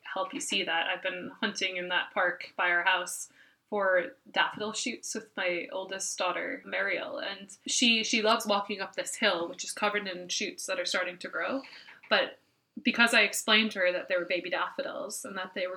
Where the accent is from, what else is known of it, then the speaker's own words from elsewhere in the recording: United States; now in Ireland; I am an American, but I do live here